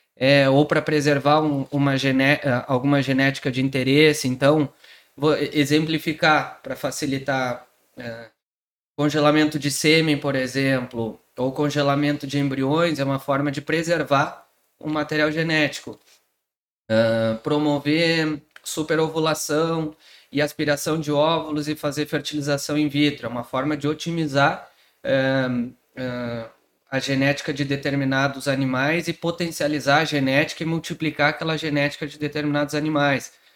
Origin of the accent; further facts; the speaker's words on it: Pelotas, Rio Grande do Sul, Brazil; sou daqui de Pelotas, fiz faculdade aqui.